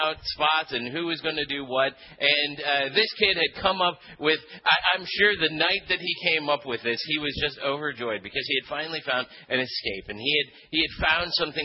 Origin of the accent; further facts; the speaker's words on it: Philippines; moved away; when I was a kid, I grew up in the Philippines